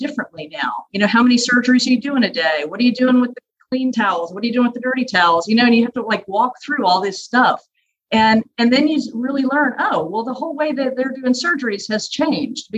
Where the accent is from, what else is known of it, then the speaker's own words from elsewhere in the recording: Louisiana, United States; I grew up in Louisiana